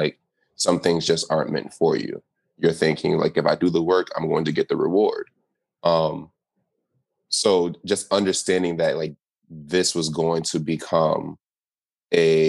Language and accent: English; United States; growing up in America